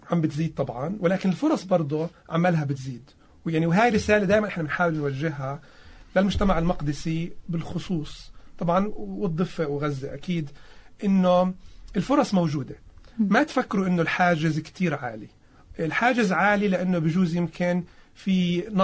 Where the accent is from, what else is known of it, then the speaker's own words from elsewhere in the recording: Palestine; القدس قريبه على قلوبنا مش بس فقط كفلسطينيه